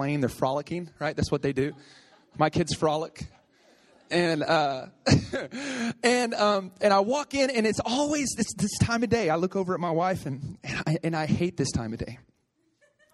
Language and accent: English; Oklahoma, United States; moved away; I'm from Oklahoma